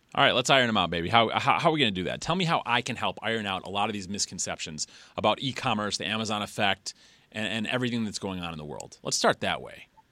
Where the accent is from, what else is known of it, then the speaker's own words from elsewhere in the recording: Detroit, Michigan, United States; I'm from Metro Detroit. It's where I live now